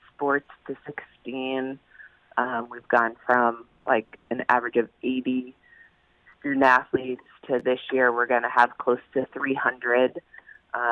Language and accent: English; Maine, United States; now in Connecticut, United States; I grew up in Maine